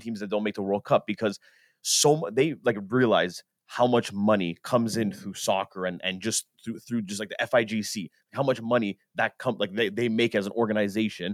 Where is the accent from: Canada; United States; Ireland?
Canada; we're Canadian